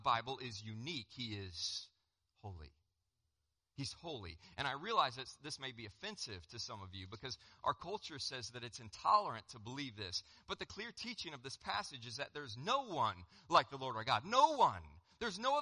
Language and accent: English; Colorado, United States; I'm from Colorado